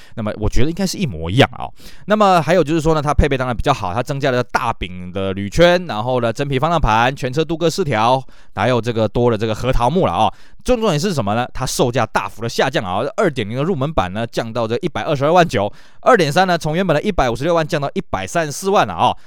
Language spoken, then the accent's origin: Chinese; Taiwan; 在我们台湾这边呢，可能没办法感受啊